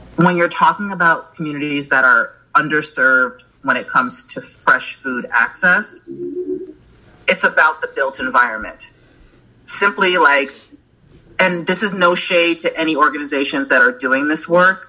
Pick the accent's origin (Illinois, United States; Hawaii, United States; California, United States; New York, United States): New York, United States; upstate; moved away as an adult; now in Chicago, United States; I'm from New York. I'm from upstate New York, born and raised.